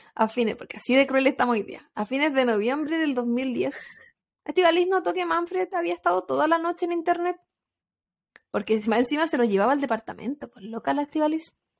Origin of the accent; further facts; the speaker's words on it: Chile; moved away as an adult; ahí no era migrante, vivía en mi país